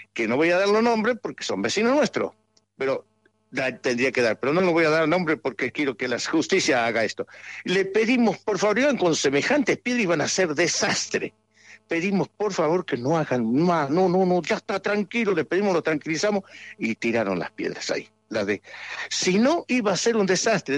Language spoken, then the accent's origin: Spanish; Andalgalá, Catamarca, Argentina; de mi pueblo, de todo Andalgalá